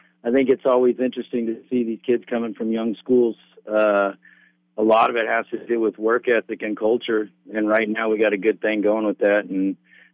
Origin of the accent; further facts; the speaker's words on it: Redding, California, United States; moved away as an adult; now in Oregon, United States; I'm from Northern California, Redding